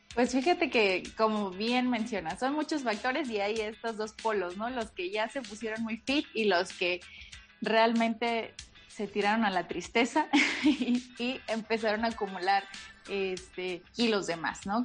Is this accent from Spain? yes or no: no; Veracruz, Mexico; moved away; soy jarocha